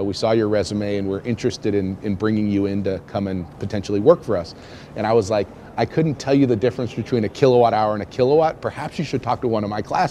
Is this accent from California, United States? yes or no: yes; Southern California, United States; moved away as an adult; also born or lived in Kazakhstan; now in New Haven, United States; I was born in Southern California, so a lot different weather conditions in here. So Southern California, but moved to Northern California, went to UC Berkeley